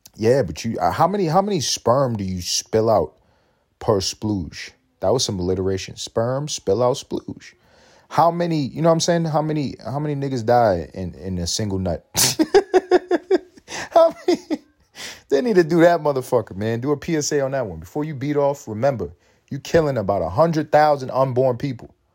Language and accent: English; New York City, New York, United States; I'm from Harlem